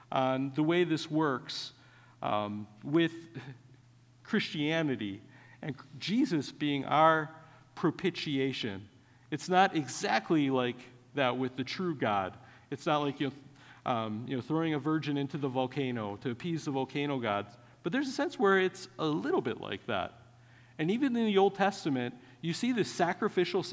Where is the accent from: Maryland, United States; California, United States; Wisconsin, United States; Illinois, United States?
Wisconsin, United States; I grew up in Wisconsin.